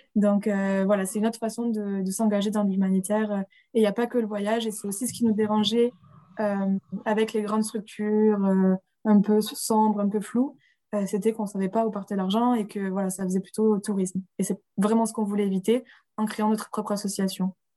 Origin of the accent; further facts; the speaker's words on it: Rodez, Occitania, France; moved away as an adult; also born or lived in Strasbourg; now in Barcelona, Spain; retour à Rodez, d'où on est tous les deux originaires